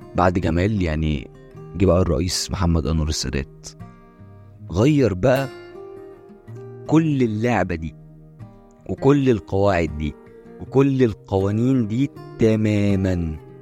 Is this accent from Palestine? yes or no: no; Egypt; عندنا إحنا كمصريين